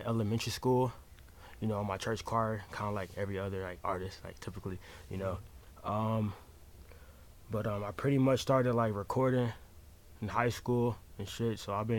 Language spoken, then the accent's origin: English; Detroit, Michigan, United States; moved away as an adult; also born or lived in Atlanta, Georgia; I grew up in Metro Detroit.